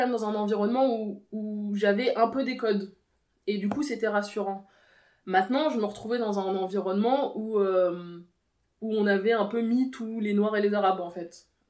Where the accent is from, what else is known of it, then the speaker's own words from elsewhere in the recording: Versailles, Île-de-France, France; je suis née à Versailles